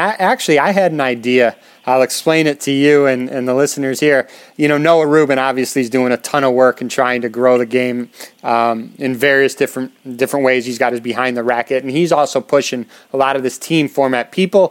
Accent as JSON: {"language": "English", "town": "Chicago", "region": "Illinois", "country": "United States", "said": "and I'm from Chicago, as you know."}